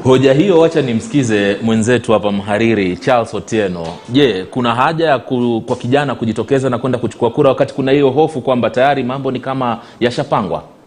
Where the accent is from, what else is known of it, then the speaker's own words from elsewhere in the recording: Kenya; mimi mwenyewe kama Mkenya